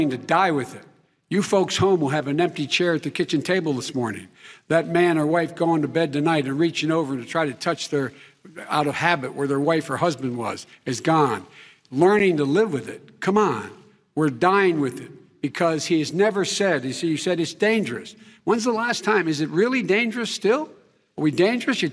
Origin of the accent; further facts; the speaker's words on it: Scranton, Pennsylvania, United States; moved away; also born or lived in Claymont, Delaware; the middle-class families like I grew up in Scranton and Claymont